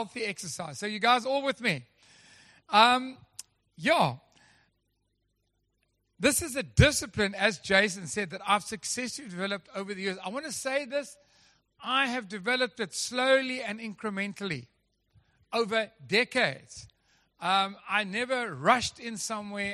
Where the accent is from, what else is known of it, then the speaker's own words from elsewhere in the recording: Durban, KwaZulu-Natal, South Africa; now in Western Cape, South Africa; I come from Durban